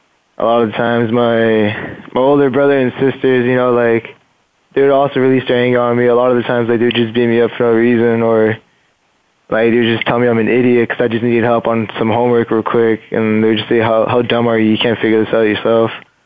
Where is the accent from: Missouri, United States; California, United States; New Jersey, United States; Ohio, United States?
California, United States; Fullerton; born there; Okay. Well, I was born in Fullerton.